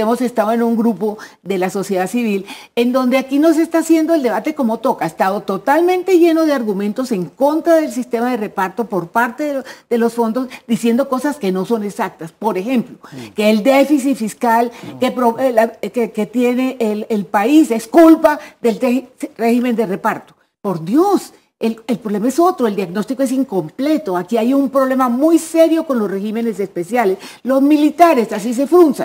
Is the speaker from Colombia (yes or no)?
yes; Costeño, Caribbean Region, Colombia; me consta, como costeño